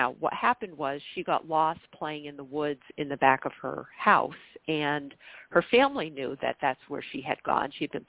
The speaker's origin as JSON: {"language": "English", "region": "New York", "country": "United States", "tie": "born or raised there", "said": "in my hometown, a little, you know, a village on the Canadian border of New York State, right on the St. Lawrence River"}